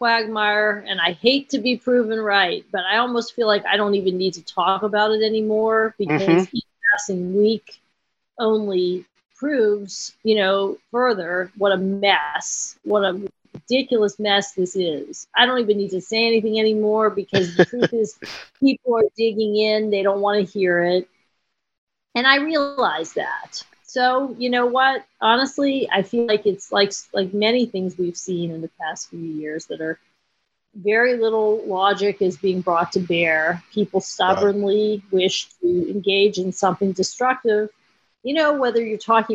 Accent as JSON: {"language": "English", "town": "Pittsburgh", "region": "Pennsylvania", "country": "United States", "tie": "born or raised there", "said": "here in my hometown"}